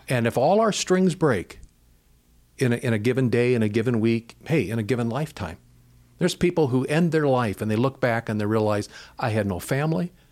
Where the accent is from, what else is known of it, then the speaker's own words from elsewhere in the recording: United States; growing up in America, we grew up with a mindset that says you can pull yourself up by your own bootstraps